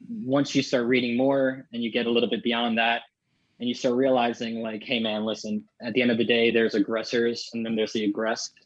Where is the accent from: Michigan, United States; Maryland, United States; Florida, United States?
Maryland, United States; I grew up, um, I'm from Maryland and I grew up in the countryside.